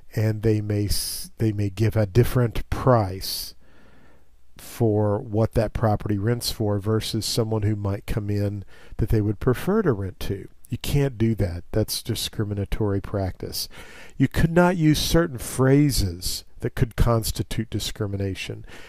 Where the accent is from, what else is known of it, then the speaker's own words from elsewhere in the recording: Missouri, United States; as a young child in my hometown in Missouri